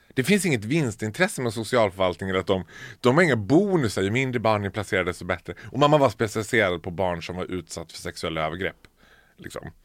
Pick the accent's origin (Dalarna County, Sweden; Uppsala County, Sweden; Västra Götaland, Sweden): Dalarna County, Sweden; Borlänge; moved away; Jag är född och uppvuxen i Bålänge